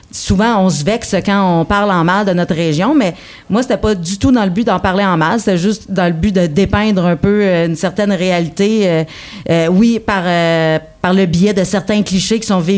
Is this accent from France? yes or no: no; Quebec, Canada; accent: Abitibi; étant donné que j'ai une couleur habitibienne qui se démarque euh, par mon franc parler justement par mon accent, mais euh, ben, je ne peux pas passer à côté de ça. Puis c'était tellement, je trouvais intéressant de parler de ma région.